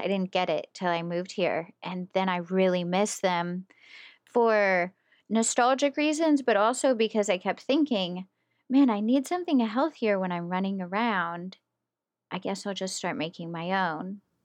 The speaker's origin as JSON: {"language": "English", "region": "West Virginia", "country": "United States", "moved": "yes", "lives_now": "Pittsburgh, United States"}